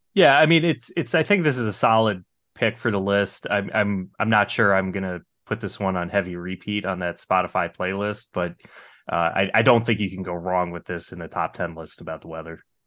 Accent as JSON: {"language": "English", "region": "New Jersey", "country": "United States", "tie": "born or raised there", "also_born_or_lived": "New York", "said": "I was actually born in New York, grew up in Jersey."}